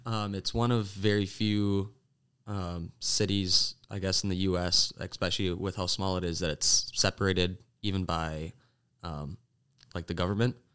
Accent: De Pere, Wisconsin, United States; I'm from Depeer, Wisconsin, technically West Depeer

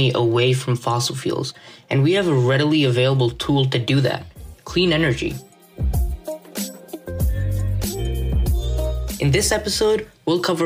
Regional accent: New Jersey, United States; I'm from New Jersey. I go to Morristown High School

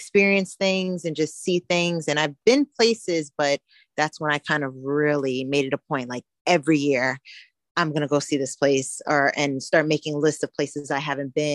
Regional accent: New York, United States; I am from New York. I live in the upstate New York area

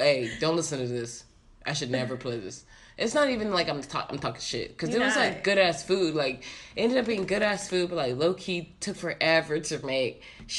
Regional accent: United States; as an American.

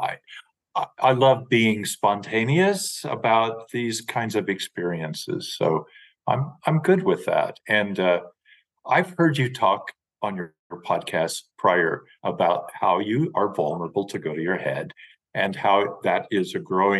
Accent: Western Nebraska, United States; moved away; my emotional, spiritual, and physical background is in Western Nebraska. Very prairie oriented and of course rural

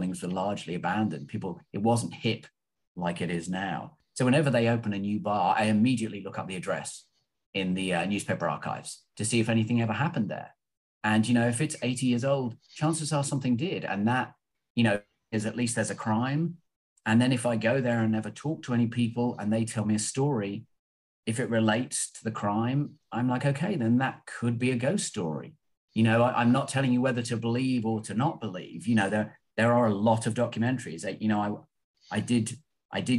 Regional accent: London, United Kingdom; now in Los Angeles, United States; I'm from London, obviously, or close to London

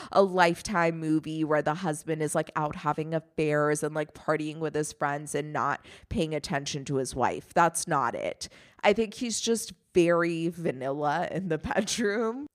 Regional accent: Germany; moved away; I grew up in Germany.

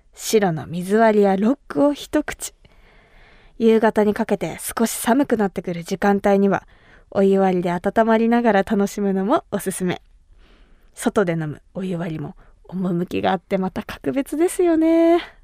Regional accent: Kumamoto, Japan; moved away as an adult; now in Tokyo, Japan; 私と同じ熊本出身

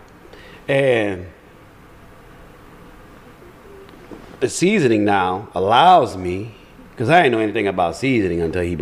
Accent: Glencoe, Louisiana, United States; my brothers and I, we grew up in Glencoe, Louisiana, which is 8 miles from Sycamore

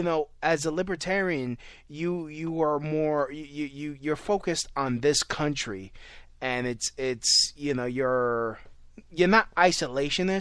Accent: New York, United States; I'm a New Yorker.

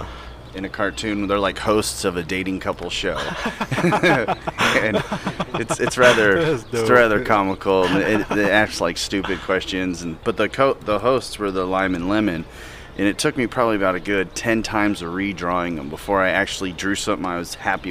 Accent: Phoenix, Arizona, United States; also born or lived in San Antonio, Texas / Flagstaff, Arizona; born and raised Phoenician. It's a rare thing here

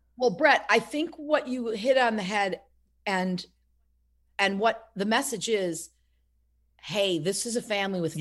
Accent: Casanova, New York, United States; now in Rumson, United States; I'm from Casanova, uh, New York originally.

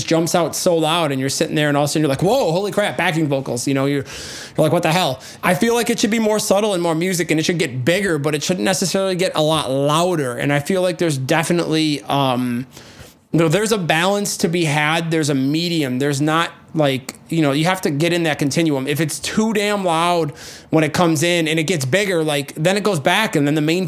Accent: Midwest, United States; I'm from the Midwest. That's how we say ah instead of oh.

